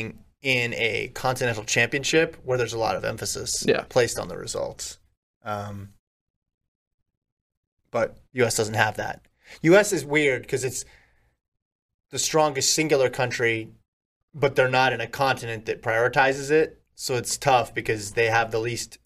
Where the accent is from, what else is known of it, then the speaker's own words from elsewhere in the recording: Nevada, United States; moved away; I grew up in Nevada.